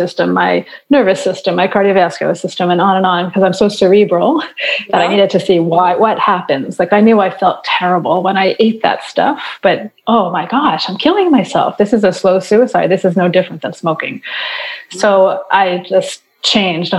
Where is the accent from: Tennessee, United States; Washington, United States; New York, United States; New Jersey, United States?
New York, United States; now in Montreal, Canada; I live in Montreal, Quebec. I'm originally from New York